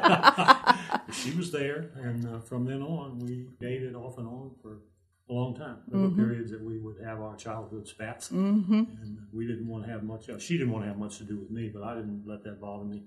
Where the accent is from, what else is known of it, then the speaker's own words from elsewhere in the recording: Alexandria, Virginia, United States; now in Harrisonburg, United States; I was born in Alexandria, Virginia, in Alexandria Hospital